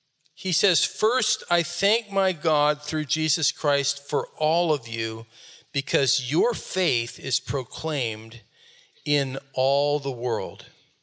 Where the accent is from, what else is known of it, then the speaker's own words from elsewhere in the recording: Rakhine State, Myanmar; I came from Rakhine State and was raised by a very strong Rakhine Buddhist family.